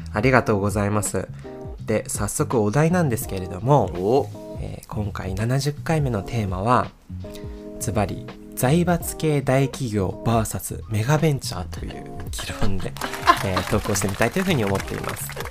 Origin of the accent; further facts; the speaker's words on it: Sapporo, Hokkaido, Japan; moved away as an adult; now in Nagoya, Japan; 私たち多分結構そのねあの、はい、どさんこなんですよ北海道